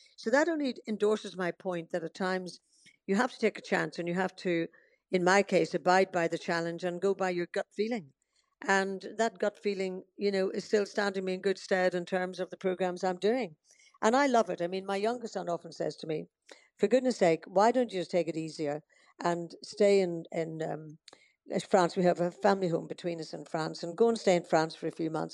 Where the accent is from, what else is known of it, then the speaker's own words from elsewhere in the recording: Northern Ireland, United Kingdom; moved away; also born or lived in Portadown / Dorking; I'm always Irish at heart. Um, I love going back to Northern Ireland